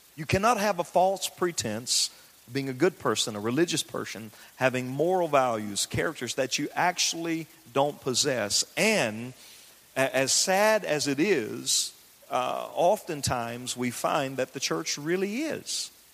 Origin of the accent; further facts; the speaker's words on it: the South, United States; I grew up in the South. I grew up in the country